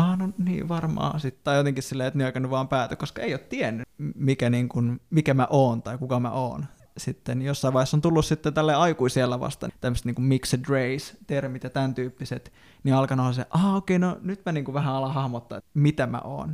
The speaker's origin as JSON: {"language": "Finnish", "country": "Finland", "tie": "born or raised there", "said": "Me ollaan kyllä kaikki synnytty Suomessa"}